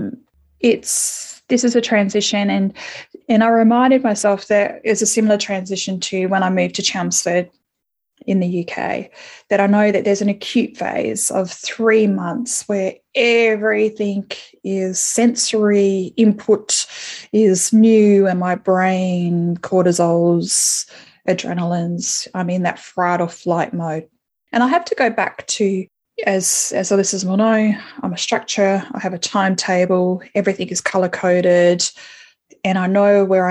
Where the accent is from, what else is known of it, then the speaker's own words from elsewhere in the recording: Adelaide, South Australia, Australia; moved away as an adult; now in Melbourne, Australia; I'm living in Melbourne, and I haven't lived in Melbourne before, my hometown is Adelaide